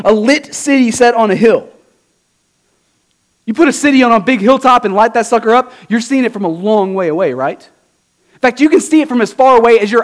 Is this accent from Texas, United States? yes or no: yes; Southeast Texas, United States; moved away; I'm from Southeast Texas